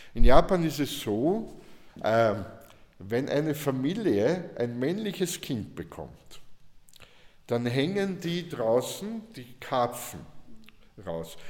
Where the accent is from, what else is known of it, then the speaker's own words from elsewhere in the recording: South Burgenland, Austria; ich komme aus dem Burgenland, Südburgenland, ja. Da hat es keine Asiaten gegeben, ja. Also nicht in dem, ich komme vom Land